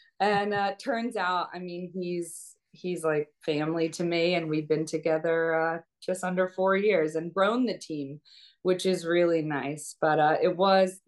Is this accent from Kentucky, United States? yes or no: yes; Lexington, Kentucky, United States; moved away as an adult; also born or lived in New York; now in South Jersey, United States; I'm born and raised in Lexington, Kentucky.